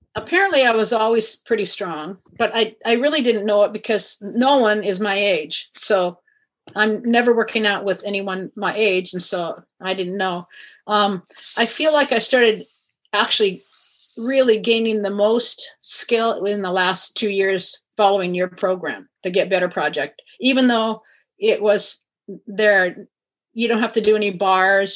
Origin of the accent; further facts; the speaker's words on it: Kirkland, Washington, United States; also born or lived in Iowa; I grew up in Kirkland until college, and then after that moved around different places, but always in Washington.